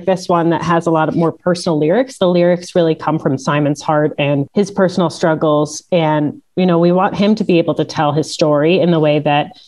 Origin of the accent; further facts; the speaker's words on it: Milwaukee, Wisconsin, United States; now in Canada; I'm from Milwaukee, born and raised there. I moved to Canada later on